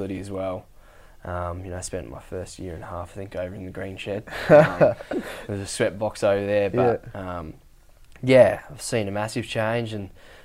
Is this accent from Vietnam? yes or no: no; Derby, Western Australia, Australia; up north in the Kimberley where I was born in Derby